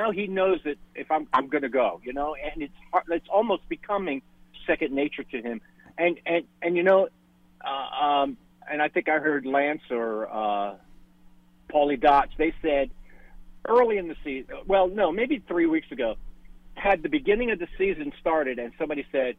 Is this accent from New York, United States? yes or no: yes; Manhattan, New York, United States; now in Charleston, United States; I'm originally from Manhattan, lived on the Upper West Side. Mm-hmm. But I've been here since 85. Never looked back.